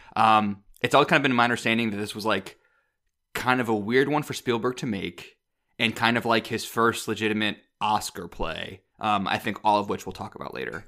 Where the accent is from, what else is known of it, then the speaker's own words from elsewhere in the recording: Midwest, United States; I'm also from the Midwest